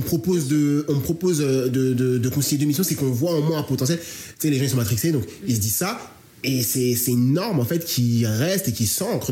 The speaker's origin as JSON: {"language": "French", "town": "Marseille", "region": "Provence-Alpes-Côte d'Azur", "country": "France", "accent": "Marseillais", "said": "j'ai l'accent marseillais"}